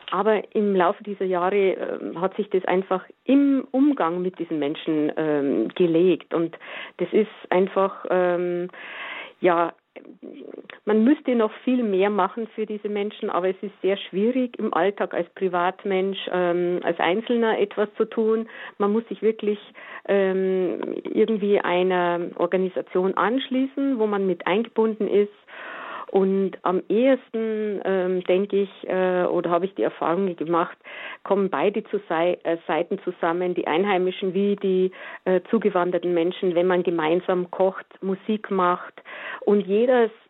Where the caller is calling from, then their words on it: Ebersberg, Bavaria, Germany; ich bin aus Ebersberg, Hören Sie mich? Ja. Ja, okay. Okay, nicht aus Grevelfing, das ist etwas weiter weg.